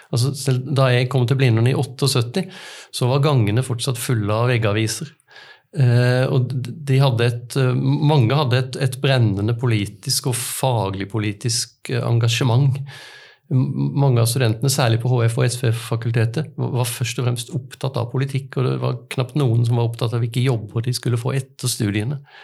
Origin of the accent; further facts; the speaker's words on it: Arendal, Agder, Norway; hjemme i Arendal